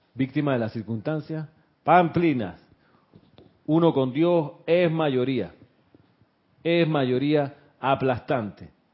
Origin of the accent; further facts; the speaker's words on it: Panama; accent: Panamanian; éramos acá nosotros con acento panameño